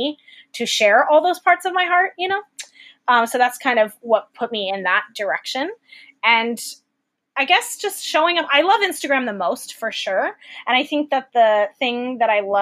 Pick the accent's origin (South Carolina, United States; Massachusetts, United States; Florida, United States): Florida, United States; Fort Myers; moved away as an adult; also born or lived in Tallahassee, Florida / Nashville, Tennessee; I grew up in Florida, Fort Myers, so like Southwest Florida